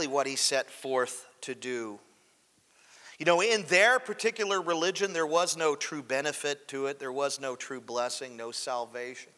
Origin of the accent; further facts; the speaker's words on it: United States; I'm really disenfranchised about living here